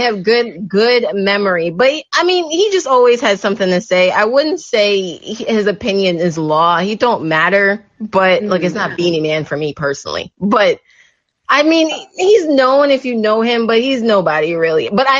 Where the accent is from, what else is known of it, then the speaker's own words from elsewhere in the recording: Jamaica; especially for us, we're very prideful as Jamaican, you're spitting in our face